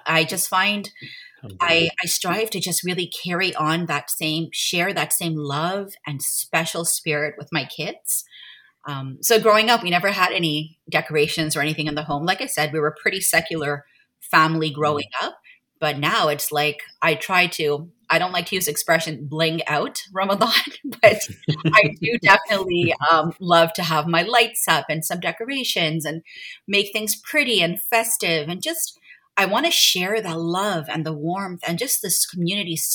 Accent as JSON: {"language": "English", "town": "Montreal", "region": "Quebec", "country": "Canada", "tie": "born or raised there", "said": "I am born and raised in Montreal, where I live right now, raising my family."}